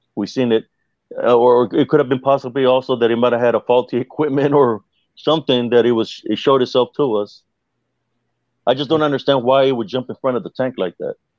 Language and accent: English; South Texas, United States; where I grew up in South Texas